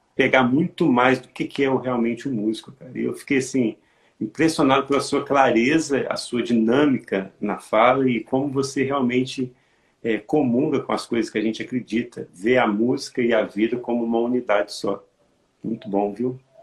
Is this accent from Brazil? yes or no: yes; Santos Dumont, Minas Gerais, Brazil; eu sou de Santos Dumont, Minas Gerais